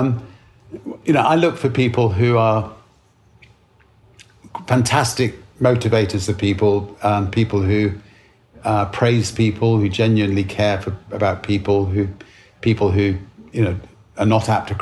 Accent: United Kingdom; Being British

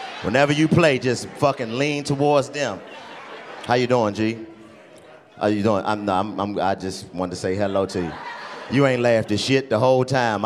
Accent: Washington, District of Columbia, United States; I'm from Washington, D.C., man. I was born and raised in D.C.

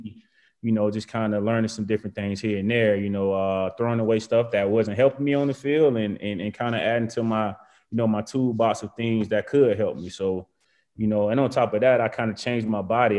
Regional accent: Macon, Georgia, United States; moved away as an adult; also born or lived in Virginia / Alabama; I'm, I'm from Georgia.

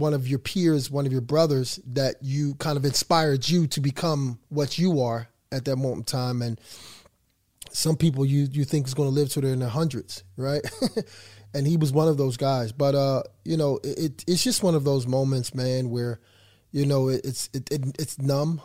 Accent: Philadelphia, Pennsylvania, United States; moved away as an adult; I'm from Philadelphia

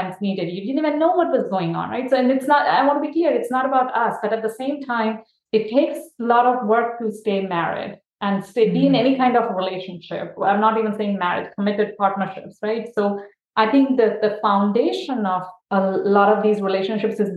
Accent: India; now in United States; growing up in India

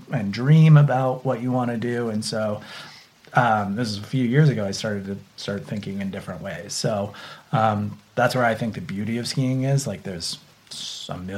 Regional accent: Santa Cruz, California, United States; I grew up in Santa Cruz at the beach

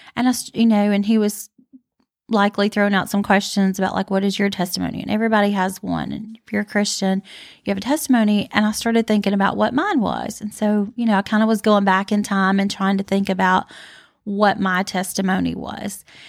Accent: Northport, Alabama, United States; Northport, where we're from, and live

